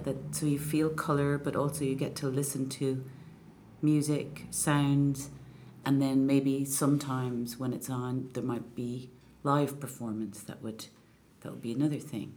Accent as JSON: {"language": "English", "town": "Enniscorthy", "region": "County Wexford", "country": "Ireland", "tie": "born or raised there", "also_born_or_lived": "Clontarf, Dublin / Bray", "moved": "yes", "said": "we moved to Enniscorthy when I was just before I was four, and um, that's where my dad is from"}